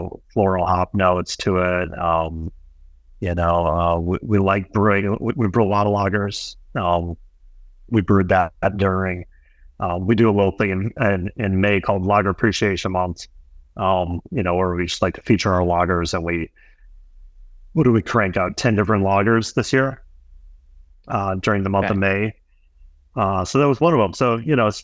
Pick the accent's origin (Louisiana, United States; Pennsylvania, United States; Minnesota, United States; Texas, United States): Minnesota, United States; northern suburbs of Minneapolis–St. Paul; moved away as an adult; also born or lived in Brooklyn, New York; now in New York, United States; I grew up in the Midwest, grew up on a suburb northern Minneapolis, St. Paul